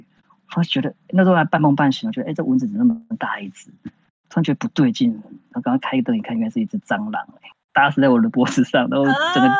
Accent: Taichung, Taiwan; moved away; also born or lived in Taipei; 因为我台中人嘛，台北念书

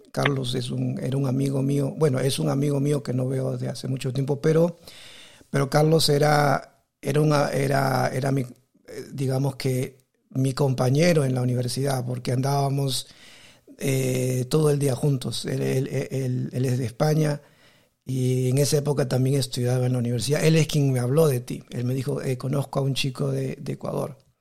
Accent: Peru; also born or lived in South Korea; now in Taiwan; yo soy de Perú, vivo en Taiwán

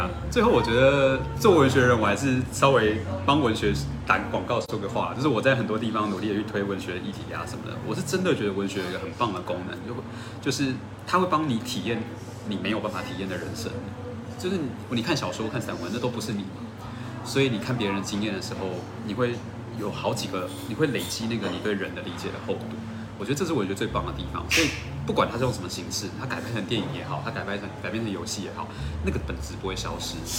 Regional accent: Taoyuan, Taiwan; 像我是桃园人啊，

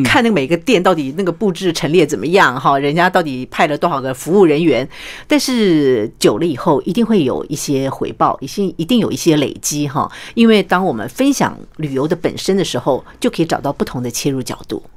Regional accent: Taiwan; 因为其实我觉得我们台湾人蛮有创意的。

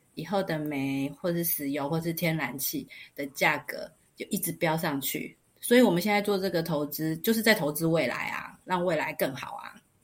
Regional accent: Taiwan; 我们台湾小国寡民的

